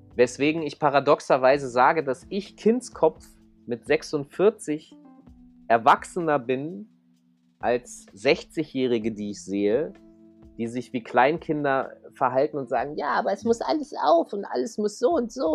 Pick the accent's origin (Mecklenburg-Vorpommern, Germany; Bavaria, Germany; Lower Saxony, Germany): Lower Saxony, Germany; Hanover; ich komme aus Hannover, da möchte eigentlich auch nicht so richtig jemand hinziehen. So, meine mhm. Mutter äh, konnte nicht äh, woanders mit mir hinziehen, es ging nichts. War, meine Mutter wohnt da auch immer noch. Und mhm. ähm, ich bin da halt aufgewachsen